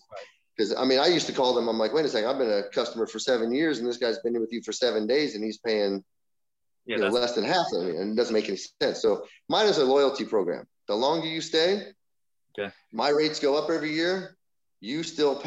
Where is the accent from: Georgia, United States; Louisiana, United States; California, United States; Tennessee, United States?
California, United States; Northern; I'm from NorCal